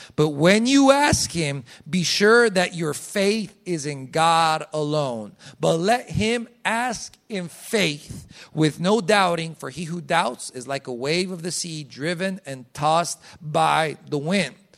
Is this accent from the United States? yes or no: no; Colombia; I was born in Colombia.